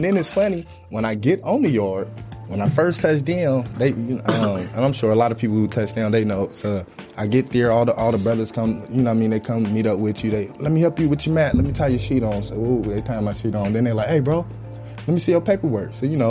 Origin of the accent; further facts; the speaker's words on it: Chicago, Illinois, United States; It is. I'm sure it's probably the same thing, man. Chicago's rough. It's a tough city. You got to have thick skin.